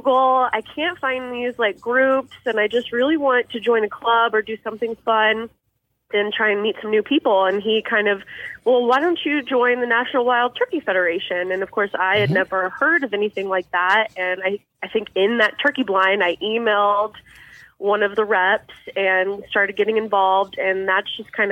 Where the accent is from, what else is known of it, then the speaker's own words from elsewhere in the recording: Overland Park, Kansas, United States; I've actually grown up most of my life in Overland Park, Kansas, so I'm pretty close to Kansas City